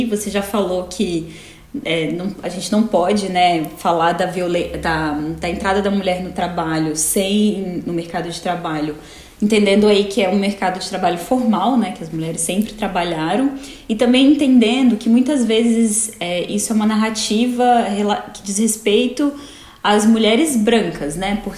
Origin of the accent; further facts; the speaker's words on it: Brasília, Federal District, Brazil; now in United States; sou advogada, sou de Brasília.